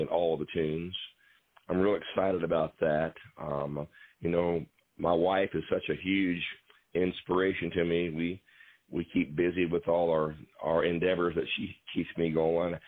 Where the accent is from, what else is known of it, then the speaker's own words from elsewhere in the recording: Waynesville, Ohio, United States; I'm from Waynesville, Ohio